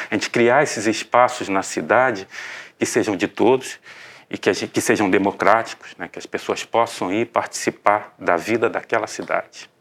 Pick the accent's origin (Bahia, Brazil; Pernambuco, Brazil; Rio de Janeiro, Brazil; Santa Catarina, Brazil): Rio de Janeiro, Brazil; accent: Rio de Janeiro (carioca); moved away as an adult; now in Joinville, Brazil; eu me formei na Santa Úrsula, no Rio de Janeiro, o meu sotaque acho que deve estar me entregando.